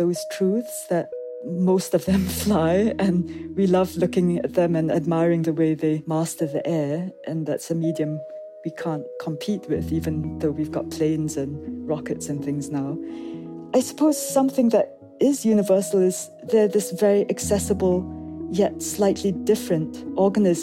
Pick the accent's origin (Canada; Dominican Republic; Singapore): Singapore; my accent always puzzles people, so I'll start there. I come from Singapore. I grew up in a very urban environment